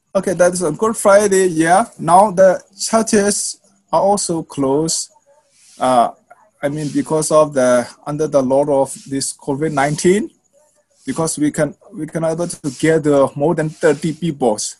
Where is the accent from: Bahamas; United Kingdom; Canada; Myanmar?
Myanmar; my people and uh, our civilians in Myanmar